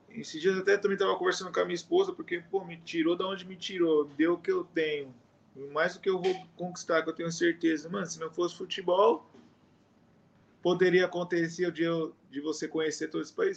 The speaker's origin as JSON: {"language": "Portuguese", "country": "Brazil", "moved": "as an adult", "lives_now": "Indonesia", "said": "a gente é brasileiro"}